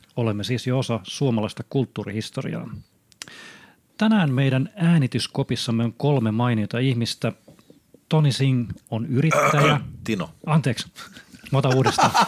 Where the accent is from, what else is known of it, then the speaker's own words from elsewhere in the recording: Honkajoki, Satakunta, Finland; se mun mielikuva nuorisotyöntekijästä on siellä lapsuudessa isk- iskostettu Honkajoen pienessä puutalossa